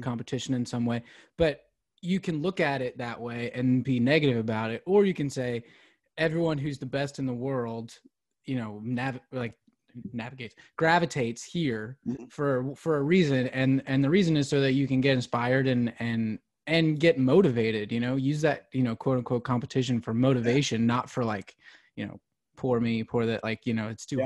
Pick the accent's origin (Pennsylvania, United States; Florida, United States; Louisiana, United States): Pennsylvania, United States; Philadelphia; moved away as an adult; now in Nashville, United States; I grew up outside Philadelphia